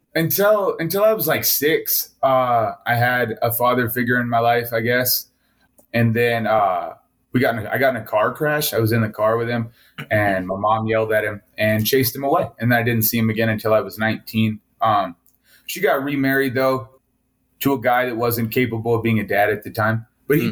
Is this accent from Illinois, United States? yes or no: no; Montana, United States; also born or lived in Wailuku, Hawaii; I was born in Wailuku, Hawaii, and then my family decided to come to the middle of nowhere, Montana, or back here, uh, which is actually where my mom's side of the family is from